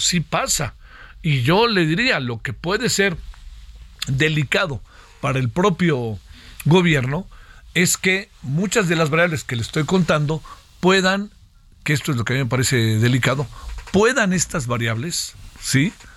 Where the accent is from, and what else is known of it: Mexico